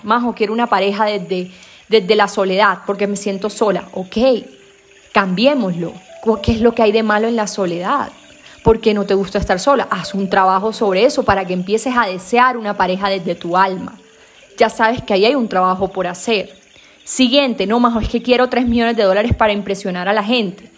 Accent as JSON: {"language": "Spanish", "region": "Caribbean coast", "country": "Colombia", "accent": "costeño", "said": "Yo como soy costeña a veces se me embolatan los, las vocales"}